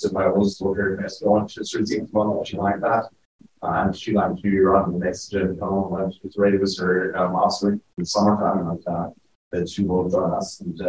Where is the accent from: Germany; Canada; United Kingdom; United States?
Germany; as you heard, I'm from Germany.